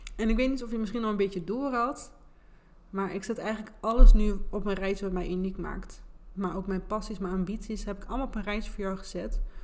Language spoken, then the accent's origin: Dutch; Enschede, Overijssel, Netherlands; accent: Gooise R; Ik ben geboren en getogen in Enschede. En dat is waarschijnlijk ook wel een beetje te horen aan mijn accent.